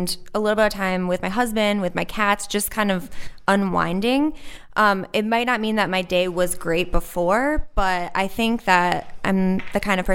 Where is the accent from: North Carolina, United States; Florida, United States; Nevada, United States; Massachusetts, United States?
Massachusetts, United States; Western; I grew up in Western Mass